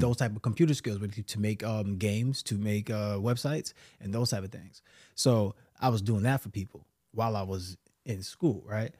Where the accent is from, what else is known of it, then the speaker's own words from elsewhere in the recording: New York City, New York, United States; I'm from New York City, bro, Brooklyn